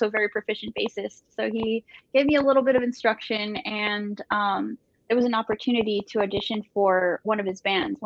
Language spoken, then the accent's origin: English; Brownsville, Texas, United States; moved away as an adult; now in Austin, United States; I am from Brownsville, Texas. It's a border town. And I moved here in 2007